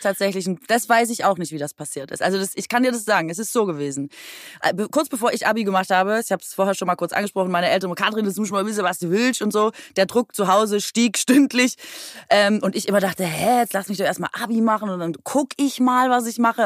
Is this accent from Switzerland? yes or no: no; Aalen, Baden-Württemberg, Germany; moved away as an adult; also born or lived in Cologne; ich komme aus Aalen